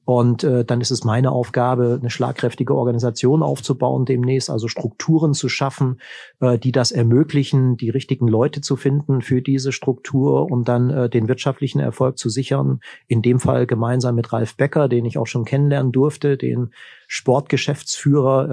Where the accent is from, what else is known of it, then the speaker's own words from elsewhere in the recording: Dresden, Saxony, Germany; moved away as an adult; also born or lived in Osnabrück; meiner Heimatstadt